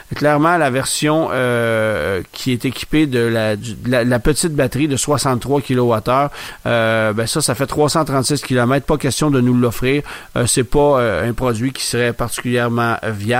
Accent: Canada; chez nous, au Canada

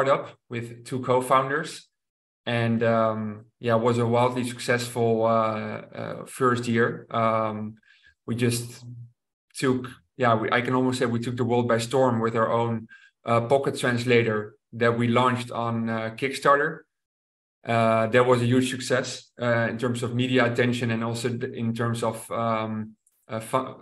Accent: Rotterdam, South Holland, Netherlands; to Rotterdam, to my hometown

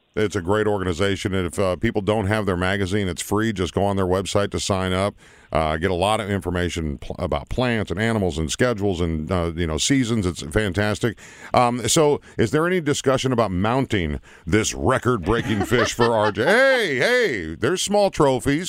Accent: Minnesota, United States; moved away; I grew up in Minnesota, 10,000 lakes

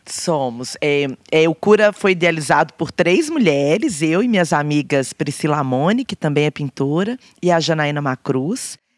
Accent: Belo Horizonte, Minas Gerais, Brazil; Eu falava, "Belo Horizonte"

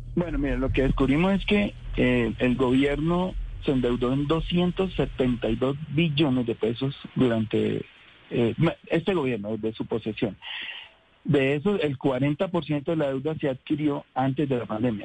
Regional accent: Colombia; como colombiano, como ciudadano

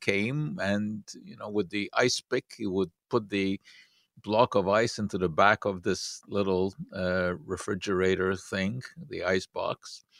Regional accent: Hungary; As most of you know, I grew up in Hungary, and that was a few years ago.

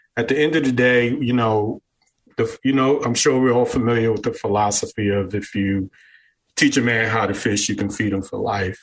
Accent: New York City, New York, United States; moved away as an adult; also born or lived in New Jersey; now in Florida, United States; Originally, I was born and raised in Brooklyn, New York

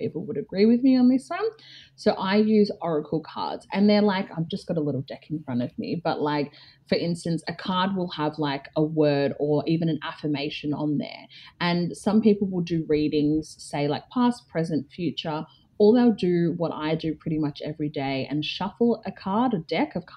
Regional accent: Melbourne, Victoria, Australia; moved away as an adult; now in Geelong, Australia; grew up in like suburban Melbourne as like the only black kid

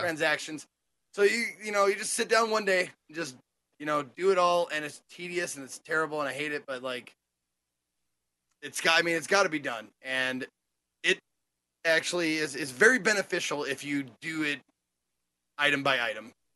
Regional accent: Montana, United States; I'm from the, the city of Montana

